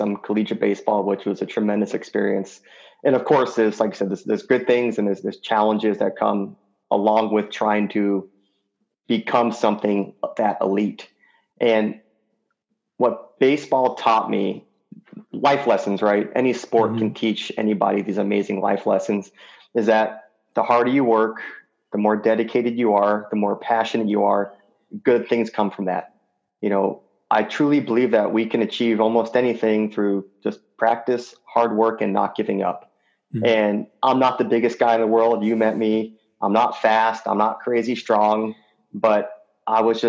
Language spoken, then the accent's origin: English; Phoenix, Arizona, United States; also born or lived in Colorado Springs, Colorado; originally, I grew up in Phoenix/Scottsdale, Arizona